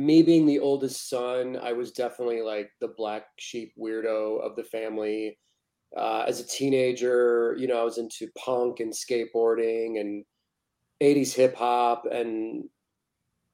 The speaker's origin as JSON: {"language": "English", "town": "St. Louis", "region": "Missouri", "country": "United States", "tie": "born or raised there", "also_born_or_lived": "Kansas City / Arizona / Los Angeles", "moved": "as an adult", "lives_now": "Pacific Northwest, United States", "said": "I was born and raised in St. Louis."}